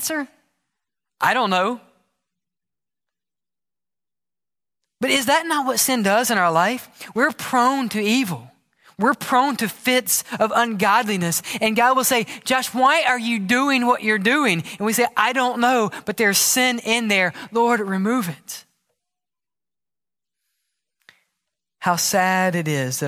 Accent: United States; also born or lived in Mississippi / Alabama; Growing up in Mississippi, growing up in Alabama

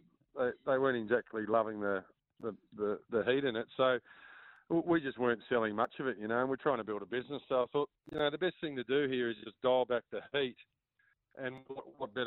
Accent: Australia; coming from Australia, I'm from Australia, so I'm a big prawn eater. And you know, making your own seafood sauce is something that we've done since a kid

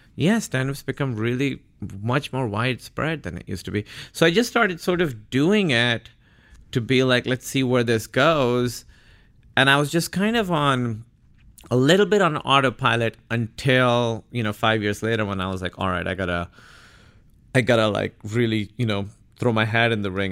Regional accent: Karachi, Sindh, Pakistan; moved away as an adult; now in United States; Born and raised in Karachi, Pakistan. I was there till I was eighteen.

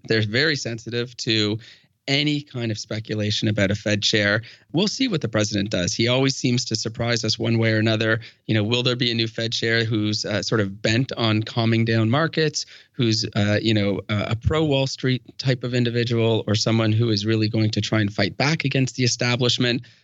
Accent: Canada; We are Canadian

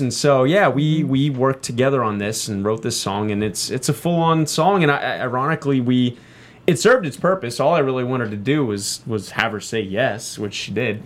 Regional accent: Texas, United States; Both Candace and I grew up in Texas

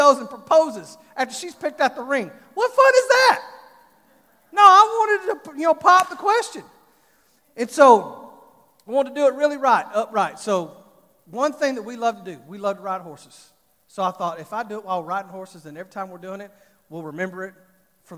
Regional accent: Fort Worth, Texas, United States; I'm from Fort Worth, from Texas

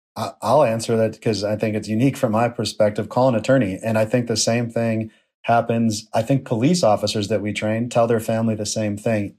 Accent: Buffalo, New York, United States; my hometown of Buffalo, New York

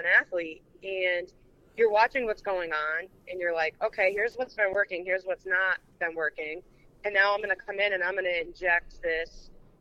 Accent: Derby, Connecticut, United States; also born or lived in Seymour, Connecticut / Shelton, Connecticut; I'm from Derby. I went to Seymour High School, and I actually live in Shelton.

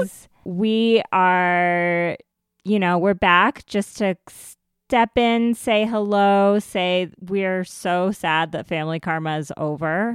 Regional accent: United States; I'm Indian and, uh, I'm Indian American

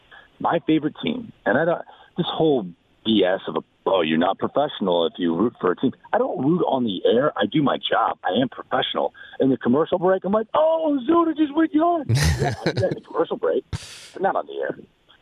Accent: St. Louis, Missouri, United States; moved away as an adult; now in New York, United States; I grew up in St. Louis. I love St. Louis.

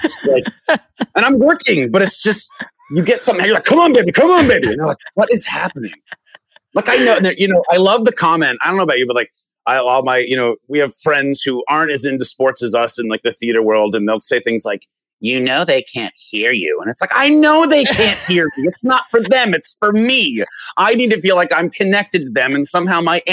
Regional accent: Tucson, Arizona, United States; growing up in Tucson

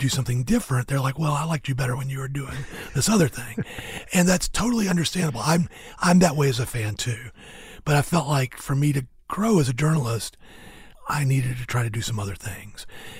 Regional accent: the South, United States; as a Southerner, especially somebody who lived in the South basically my whole life

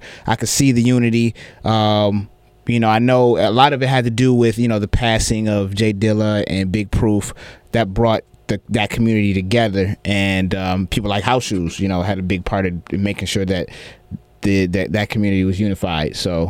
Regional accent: Atlanta, Georgia, United States; But, you know, I'm originally from Atlanta.

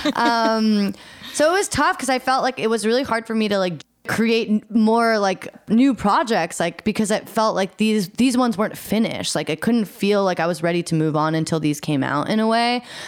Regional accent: Eugene, Oregon, United States; I grew up in Eugene, Oregon, which is a sort of smaller town in the Pacific Northwest

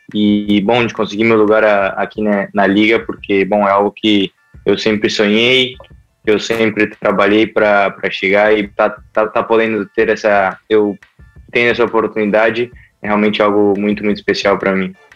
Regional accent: Rio Claro, São Paulo, Brazil; moved away as an adult; also born or lived in Limeira; Eu comecei em Rio Claro, na minha cidade natal

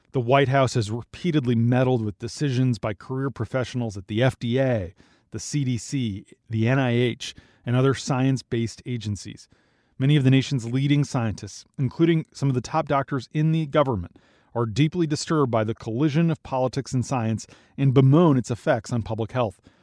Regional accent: Minnesota, United States; my home state of Minnesota

